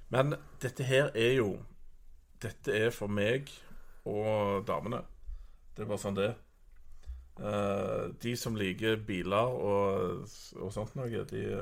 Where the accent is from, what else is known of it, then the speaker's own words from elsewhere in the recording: Norway; jeg føler meg litt sånn fanga som nordmann.